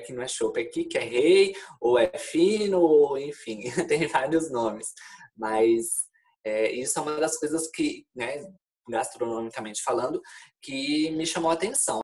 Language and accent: Portuguese; São Paulo, Brazil; moved away as an adult; also born or lived in Florianópolis, Brazil; now in Porto, Portugal; eu sou de Florianópolis, eu sou de São Paulo, na realidade, mas morava em Florianópolis há uns quatro anos antes de vir para cá